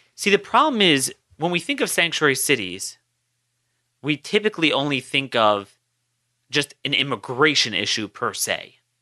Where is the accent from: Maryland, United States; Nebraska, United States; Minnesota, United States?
Maryland, United States; Baltimore; my hometown of Baltimore.